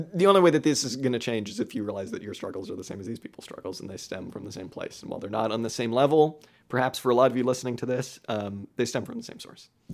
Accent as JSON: {"language": "English", "region": "California", "country": "United States", "tie": "born or raised there", "said": "growing up in California"}